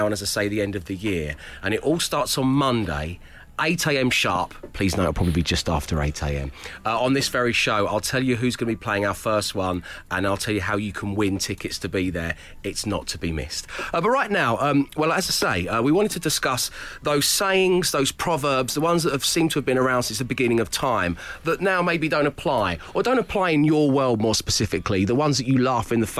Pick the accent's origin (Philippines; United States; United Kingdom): United Kingdom; I'm British.